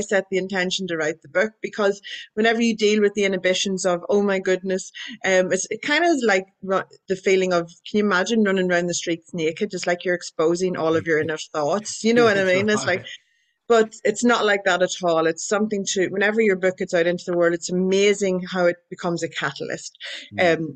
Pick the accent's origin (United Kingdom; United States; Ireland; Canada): Ireland; I'm Irish